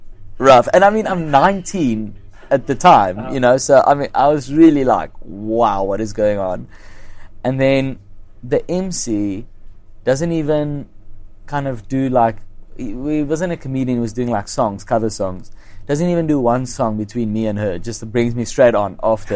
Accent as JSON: {"language": "English", "town": "Kempton Park", "region": "Gauteng", "country": "South Africa", "tie": "born or raised there", "said": "it was in Kenton Park, which is my hometown"}